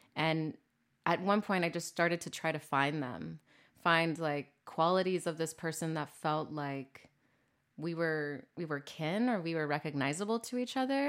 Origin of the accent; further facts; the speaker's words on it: Corpus Christi, Texas, United States; moved away as an adult; also born or lived in San Antonio, Texas / Chicago; I'm from Corpus Christi, born and raised